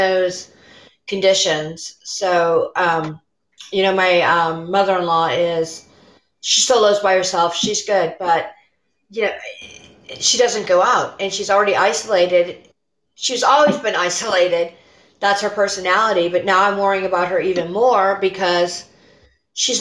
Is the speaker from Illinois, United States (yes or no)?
yes; Illinois, United States; now in Pittsburgh, United States; I'm Illinois native